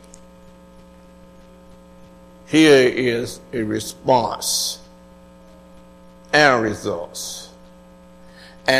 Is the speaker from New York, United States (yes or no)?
no; Atlanta, Georgia, United States; I was raised in Atlanta